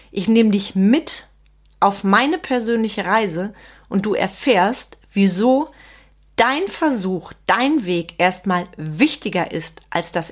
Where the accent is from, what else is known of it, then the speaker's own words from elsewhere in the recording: Schönau, North Rhine-Westphalia, Germany; also born or lived in Bonn; Ich bin 1975 in Bonn geboren damals noch Hauptstadt. Vielleicht bin ich auch deswegen so und habe ein bisschen das Talent einer Rheinländerin, ich weiß es nicht. Meine Eltern hat es dann allerdings relativ zügig wieder ins Sauerland verschlagen, ins kleine Dörfchen Schönau.